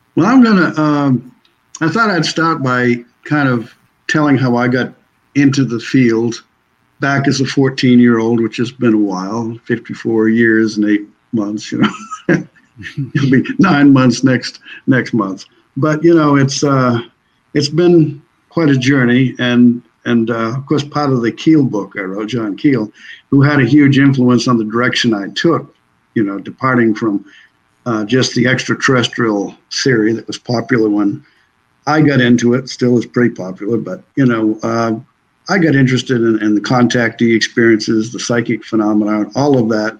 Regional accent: Maine, United States; moved away as an adult; now in Tennessee, United States; I'm originally from from Maine. I'm a I'm a true maniac.

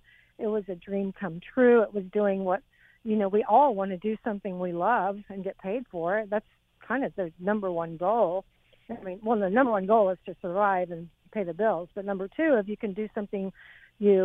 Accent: Texas, United States; moved away as an adult; also born or lived in England / Los Angeles; I came from Texas.

